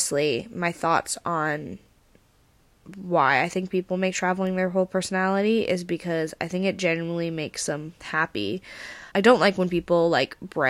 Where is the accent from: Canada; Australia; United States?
Canada; Vancouver, British Columbia; moved away as an adult; now in Brighton, United Kingdom; I'm Canadian and how I'm in the UK